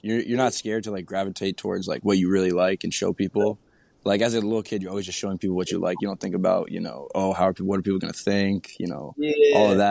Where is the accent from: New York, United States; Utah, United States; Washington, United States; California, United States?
New York, United States; south of Albany on the Hudson River, upstate; I'm from upstate New York, a little south of Albany on the Hudson River